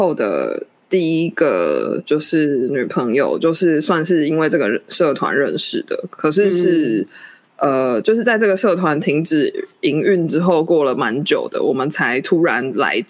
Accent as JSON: {"language": "Chinese", "region": "Kaohsiung", "country": "Taiwan", "moved": "as an adult", "said": "因为我是高雄人"}